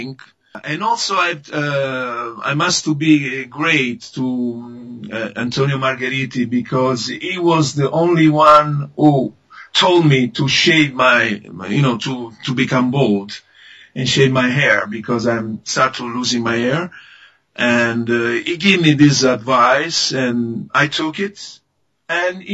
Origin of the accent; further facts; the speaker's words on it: Livorno, Tuscany, Italy; English is a second language; I was coming from Italy